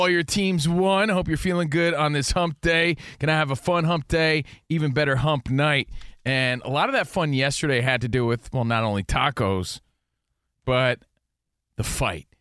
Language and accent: English; New Jersey, United States; now in California, United States; growing up in New Jersey